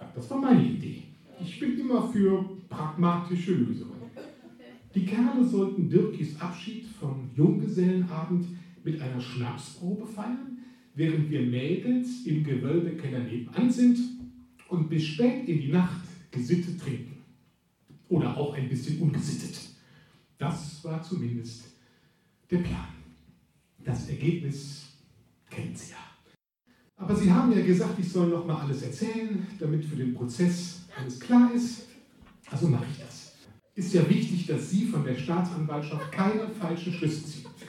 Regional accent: Cologne, North Rhine-Westphalia, Germany; also born or lived in Australia; ich bin ja, bin ja Kölner

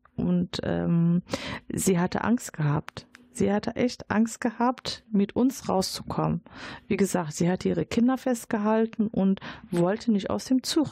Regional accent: Morocco; now in Dortmund, Germany; ich bin gebürtige Marokkanerin, aber ich kann die äh, arabische Sprache nicht

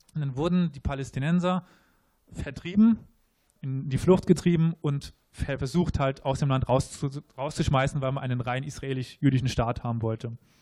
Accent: Germany; wir uns als Deutsche empfinden

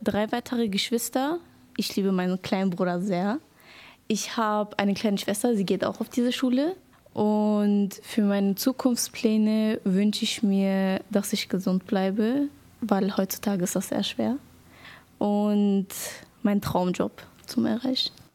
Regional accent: North Macedonia; now in Moers, Germany; Ich komme aus Mazedonien, das ist im Balkan.

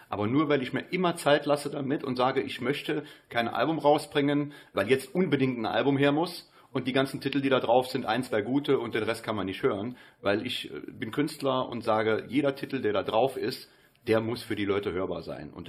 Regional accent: Germany; ich bin Deutscher, ich komme aus Deutschland

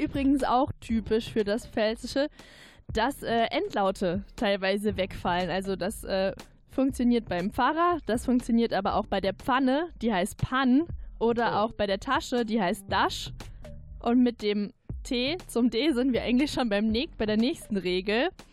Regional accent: Zweibrücken, Rhineland-Palatinate, Germany; accent: Palatine; meine Heimatstadt Zwei Zweibrücken

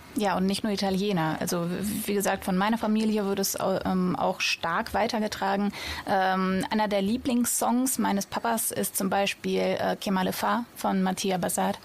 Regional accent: Sauerland, North Rhine-Westphalia, Germany; also born or lived in Russia / Bochum; ich bin im Sauerland aufgewachsen

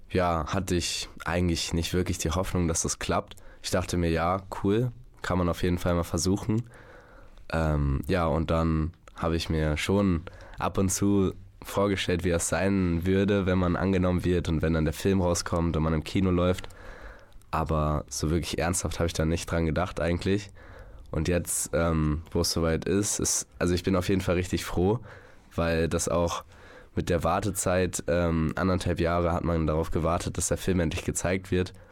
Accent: Münster, North Rhine-Westphalia, Germany; born there; now in Notteln, Germany; in meinem Pass steht Notteln als Wohnort. Ich wurde allerdings in Münster geboren.

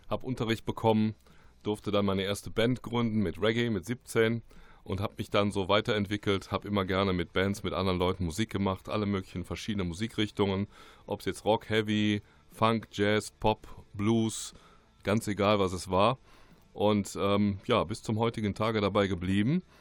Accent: Remscheid, North Rhine-Westphalia, Germany; und komme aber gebürtig aus Remscheid, bin hier geboren aufgewachsen, bin dann durch mehrere Orte gezogen

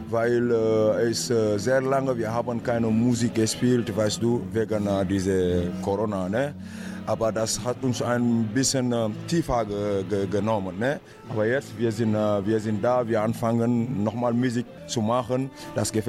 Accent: Senegal; German is a second language; now in Germany; Ich habe alles angefangen bei meinem Heimatland Senegal mit einer Gruppe.

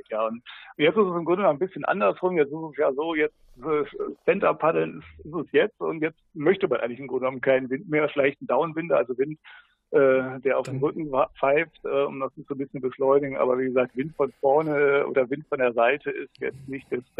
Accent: Rhineland, Germany; ich komme aus dem Rheinland, da sagt man so ein bisschen das Gerödel hier

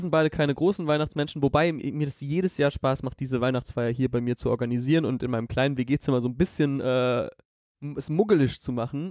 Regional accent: Southern Germany, Germany; moved away; in Süddeutschland, wo ich herkomme.

